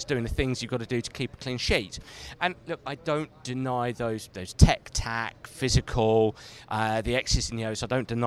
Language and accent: English; England, United Kingdom; I'm very blessed living in England, being English